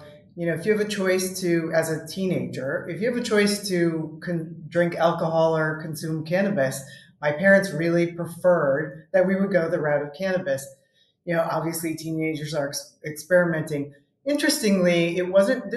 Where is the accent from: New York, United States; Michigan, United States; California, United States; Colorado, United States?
Colorado, United States; also born or lived in Wisconsin / Milwaukee, Wisconsin; I'm originally from Wisconsin, but I grew up in Colorado and went back to Wisconsin for college